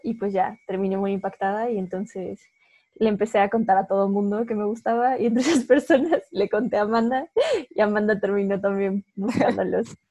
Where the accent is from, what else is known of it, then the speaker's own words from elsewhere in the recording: Mexico; somos dos chicas mexicanas